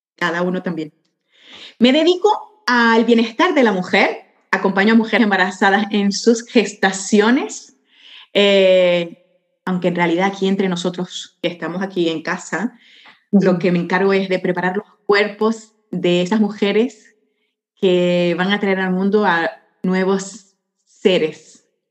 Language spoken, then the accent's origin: Spanish; Venezuela; moved away as an adult; now in Barcelona, Spain; soy venezolana catalana